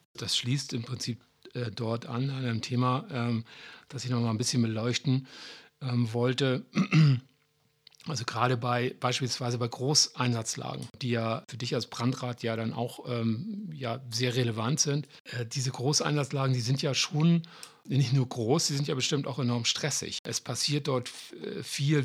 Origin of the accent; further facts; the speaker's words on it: Hamburg, Germany; als Hamburger